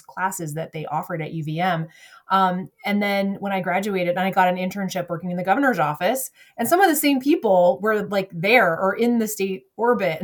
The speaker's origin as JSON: {"language": "English", "region": "Southern Vermont", "country": "United States", "tie": "born or raised there", "said": "I grew up in Southern Vermont"}